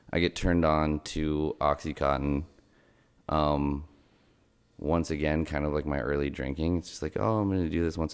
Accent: Los Angeles, California, United States; I grew up in Los Angeles, California

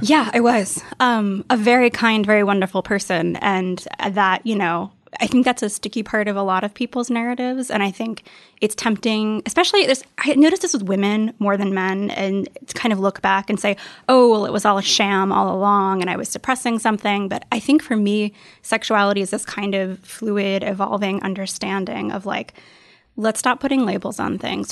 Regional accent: the South, United States; I grew up in the South, and it's just not a super friendly place to be queer.

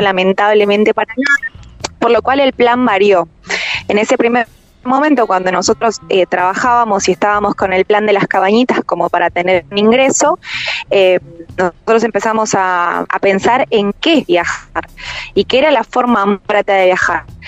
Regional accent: Argentina; moved away as an adult

